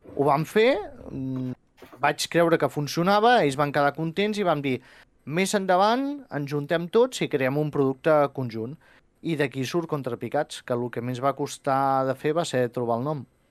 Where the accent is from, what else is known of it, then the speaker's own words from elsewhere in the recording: Figueres, Catalonia, Spain; also born or lived in Girona; jo sóc nascut a Figueres i vaig viure i fins als 18 anys